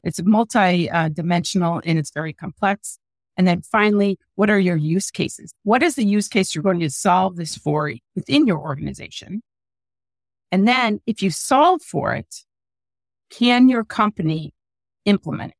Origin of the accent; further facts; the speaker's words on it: Midwest, United States; I'm from the Midwest